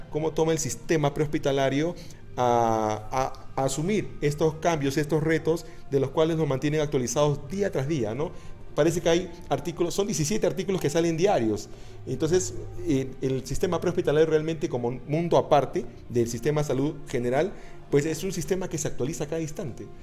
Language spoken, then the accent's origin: Spanish; Ecuador; acá en Ecuador